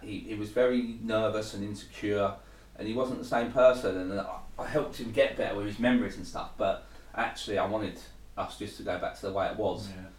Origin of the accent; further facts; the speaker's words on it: Thurrock, East of England, United Kingdom; moved away as an adult; also born or lived in Hemel Hempstead / Southend; I grew up in Thurrock.